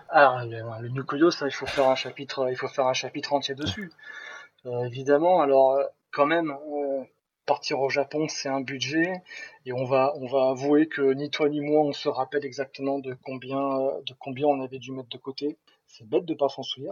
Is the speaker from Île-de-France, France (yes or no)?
no; Nice, Provence-Alpes-Côte d'Azur, France; moved away as an adult; also born or lived in Toulouse; je quittais ma Côte d'Azur natale pour aller direction Toulouse